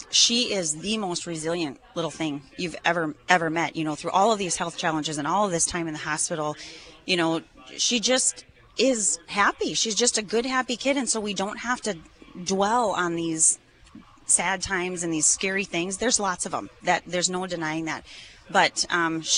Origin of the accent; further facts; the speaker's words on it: Grand Forks, North Dakota, United States; we're from Grand Forks